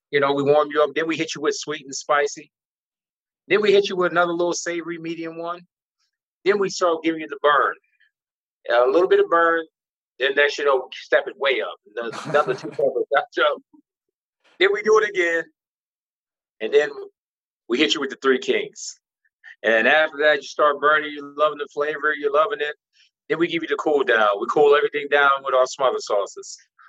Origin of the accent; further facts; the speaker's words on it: Philadelphia, Pennsylvania, United States; now in Arizona, United States; I grew up in Southwest Philadelphia. Okay. Southwest. It's like University of like Drexel and Penn around that area. So Southwest Philadelphia.